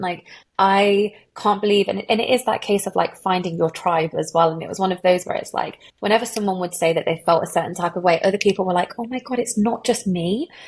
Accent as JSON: {"language": "English", "town": "Derby", "region": "East Midlands", "country": "United Kingdom", "said": "I'm from Derby"}